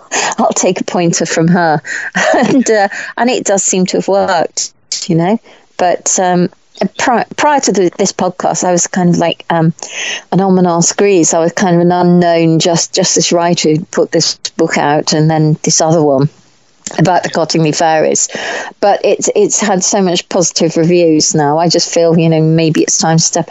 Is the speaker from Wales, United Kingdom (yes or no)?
no; Warwickshire, West Midlands, United Kingdom; I grew up in Warwickshire